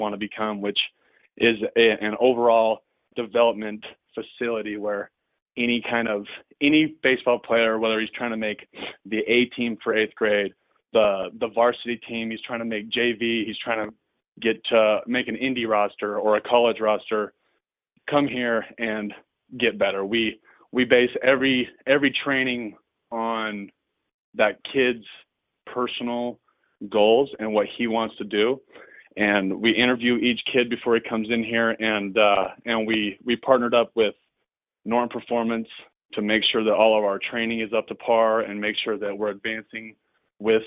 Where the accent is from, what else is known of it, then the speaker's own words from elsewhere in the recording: Orem, Utah, United States; I grew up here in Orem, Utah, and went to Orem High, went to UVU